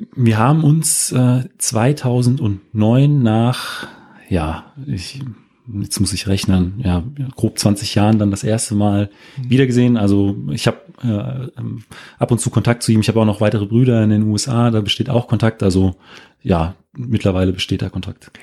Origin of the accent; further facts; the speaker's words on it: former GDR, near Wolfen/Bitterfeld, Saxony-Anhalt, Germany; moved away; also born or lived in Frankfurt am Main / Wetzlar; Meine Mutter kommt äh, aus der, äh, wie ich eben auch aus der ehemaligen DDR, aus der Nähe von wolfen Bitterfelden